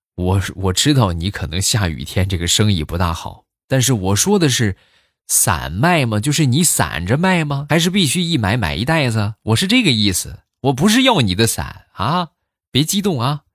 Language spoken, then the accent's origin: Chinese; Shandong, China; 我也是山东的，对你有一种老乡的亲切感。